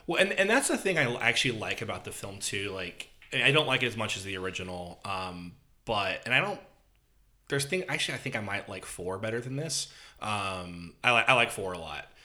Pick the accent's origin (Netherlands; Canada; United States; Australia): United States; Franklin; my hometown of Franklin